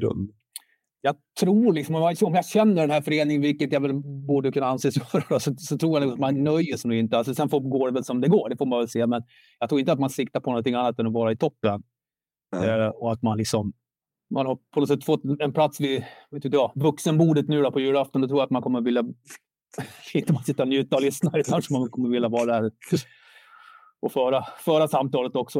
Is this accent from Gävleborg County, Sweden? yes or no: yes; Sandviken, Gävleborg County, Sweden; jag är född, jag, jag är sandvikare.